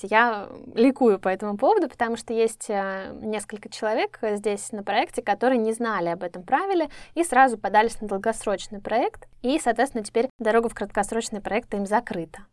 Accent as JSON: {"language": "Russian", "country": "Russia", "said": "мы, да, люди из России"}